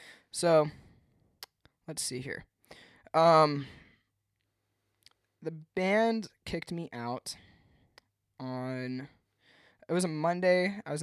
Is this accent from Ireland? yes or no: no; Henderson, United States; now in Clermont, United States; That's where I'm from, or not where I'm from, but where I live now. I'm from Henderson. I moved out to Claremont, Florida, 2 years ago.